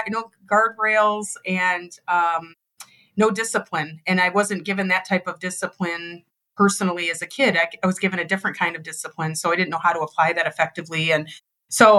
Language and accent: English; Detroit, Michigan, United States; born and raised in Detroit, Michigan, dad was a factory worker